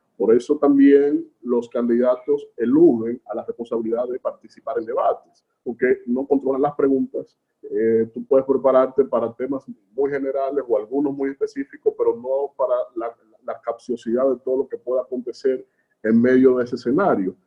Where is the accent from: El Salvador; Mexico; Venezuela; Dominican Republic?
Dominican Republic; de un país como República Dominicana, nuestro país